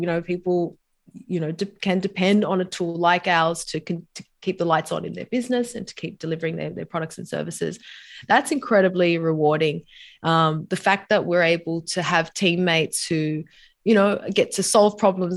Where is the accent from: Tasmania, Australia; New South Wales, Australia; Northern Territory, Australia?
New South Wales, Australia; Sydney; moved away as an adult; also born or lived in New York / San Diego; now in Sydney, Australia; back home in Sydney, my hometown.